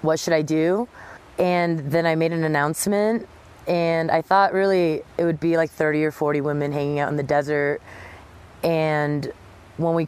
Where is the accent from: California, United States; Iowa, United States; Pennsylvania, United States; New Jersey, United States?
California, United States; Southern; moved away; also born or lived in New York City; I grew up in Southern California surfing and snowboarding and downhill mountain biking.